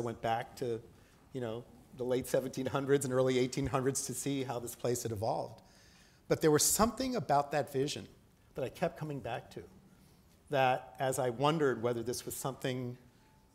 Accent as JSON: {"language": "English", "region": "East Coast", "country": "United States", "tie": "born or raised there", "also_born_or_lived": "New York / Boston", "moved": "as an adult", "lives_now": "Toronto, Canada", "said": "I grew up in the East Coast. I grew up in New York and in Boston"}